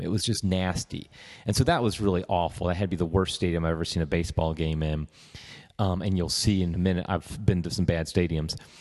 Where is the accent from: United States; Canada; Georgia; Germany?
United States; Cincinnati, Ohio; growing up in Cincinnati